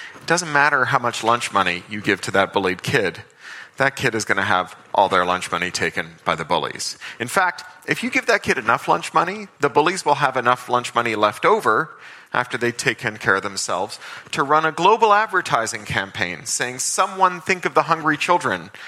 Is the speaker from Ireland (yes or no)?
no; Toronto, Ontario, Canada; when I was a kid growing up in Toronto